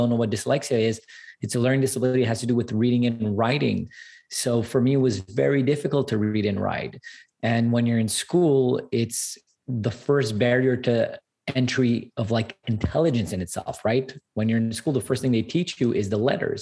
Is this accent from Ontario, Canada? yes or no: no; Montreal, Quebec, Canada; I'm 100% Armenian as well, born and raised in Canada